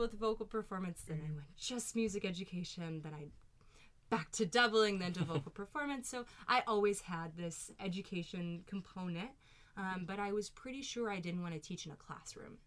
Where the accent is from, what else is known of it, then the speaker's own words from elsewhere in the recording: Louisville, Kentucky, United States; accent: Southern; moved away; also born or lived in New York; grow up in Louisville, so a fairly large city, but I think moving from Kentucky to New York